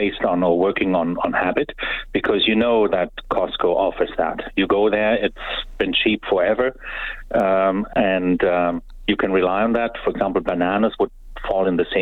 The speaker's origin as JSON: {"language": "English", "country": "Germany", "moved": "yes", "lives_now": "Canada", "said": "I'm from Germany"}